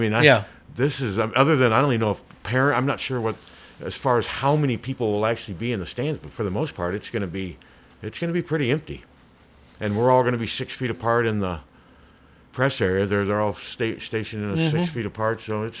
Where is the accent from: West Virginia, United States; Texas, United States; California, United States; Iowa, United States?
Iowa, United States; Des Moines; it was a great Chinese restaurant in Des Moines growing up in Beaverdale